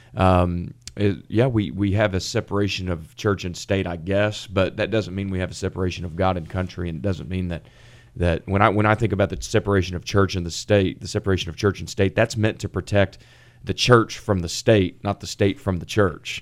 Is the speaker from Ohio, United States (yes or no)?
no; Collin County, Texas, United States; having been born and raised in Collin County